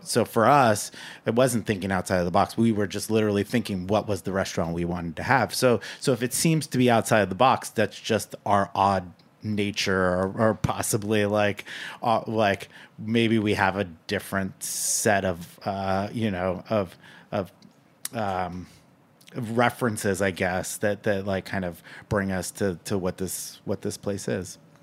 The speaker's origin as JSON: {"language": "English", "town": "Napa", "region": "California", "country": "United States", "tie": "born or raised there", "moved": "yes", "lives_now": "New York, United States", "said": "I'm from Napa. I grew up in, in wine country"}